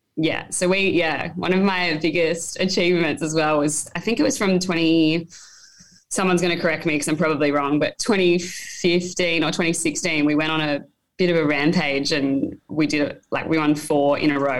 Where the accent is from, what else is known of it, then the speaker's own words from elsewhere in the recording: Taree, New South Wales, Australia; also born or lived in Sydney; I was born in Sydney, but I actually grew up in Taree right. um, on the mid north coast of New South Wales. Um, so, yeah, I spent 11 years there growing up